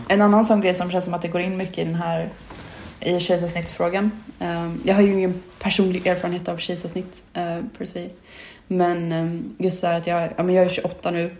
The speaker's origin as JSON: {"language": "Swedish", "country": "Sweden", "tie": "born or raised there", "said": "där jag är uppvuxen, uh, lite mer ute på vischan, i liksom svenska landsbygden"}